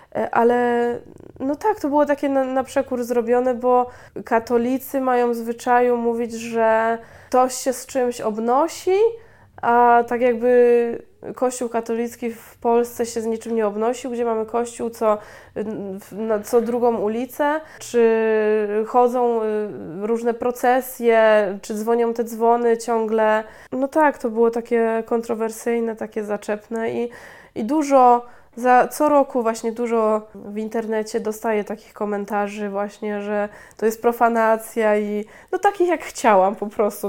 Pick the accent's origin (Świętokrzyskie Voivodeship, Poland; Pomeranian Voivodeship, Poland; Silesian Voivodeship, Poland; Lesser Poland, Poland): Lesser Poland, Poland; Chrzanów; now in Łódź, Poland; pochodzę z małej miejscowości, z Chrzanowa w Małopolsce